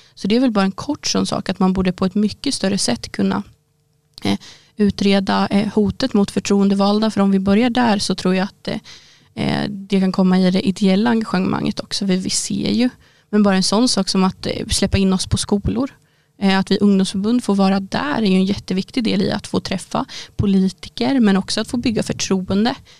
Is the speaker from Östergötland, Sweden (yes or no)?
yes; Boxholm, Östergötland, Sweden; Där jag kommer ifrån i Boxholm